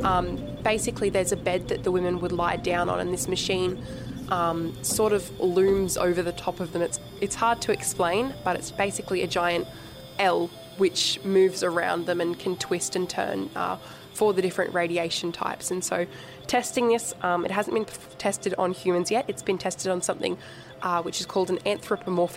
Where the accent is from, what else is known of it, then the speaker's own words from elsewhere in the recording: Wollongong, New South Wales, Australia; I'm from Wollongong and I am 17 years old